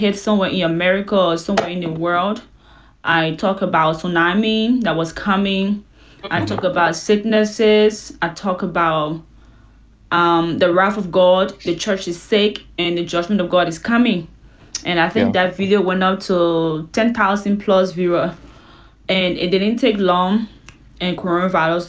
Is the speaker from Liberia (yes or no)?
yes; Liberia; now in Houston, United States; I live in the U.S. In Houston, Texas. I'm from West Africa, Liberia